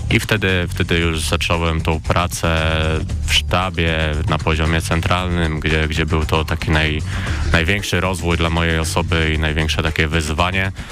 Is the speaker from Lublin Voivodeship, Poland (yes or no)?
no; near Suwałki, Podlaskie Voivodeship, Poland; moved away as an adult; now in Poznań, Poland; Pochodzę z Suwałk, Suwałk. tak, pochodzę z małej miejscowości koło Suwałk